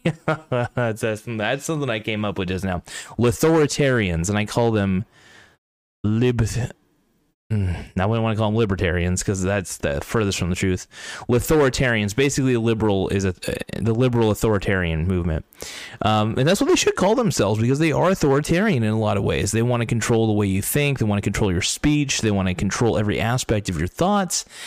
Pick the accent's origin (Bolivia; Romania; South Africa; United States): United States; I'm an American.